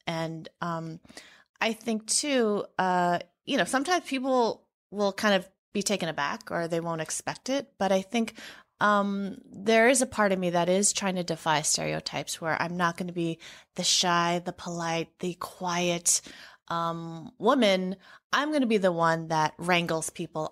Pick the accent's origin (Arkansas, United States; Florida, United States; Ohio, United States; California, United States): California, United States; San Francisco; moved away as an adult; also born or lived in Madison, Wisconsin; I grew up in San Francisco, and, um, it was such a wonderful, diverse environment in which to grow up.